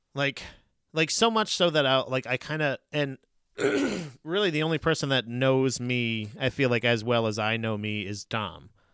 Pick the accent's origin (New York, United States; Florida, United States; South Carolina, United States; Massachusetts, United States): Florida, United States; moved away; growing up in Florida